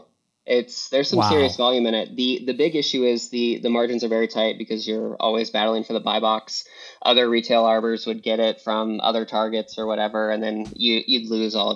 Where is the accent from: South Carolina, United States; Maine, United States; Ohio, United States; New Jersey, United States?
Ohio, United States; just outside of Columbus; moved away as an adult; also born or lived in Kent, Ohio; now in Colorado, United States; born and raised just outside of Columbus, Ohio.